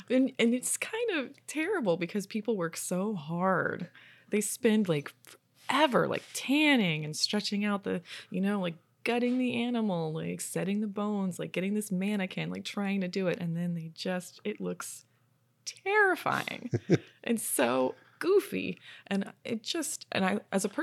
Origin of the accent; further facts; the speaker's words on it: Florida, United States; and also just like growing up in Florida, like there's tons of taxidermy around all the time.